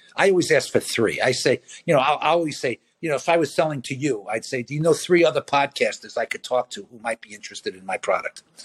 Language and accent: English; New York City, New York, United States; I grew up in Brooklyn